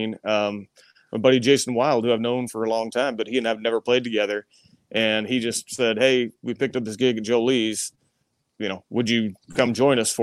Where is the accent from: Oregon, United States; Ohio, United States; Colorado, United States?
Oregon, United States; Medford; my hometown of Medford, Oregon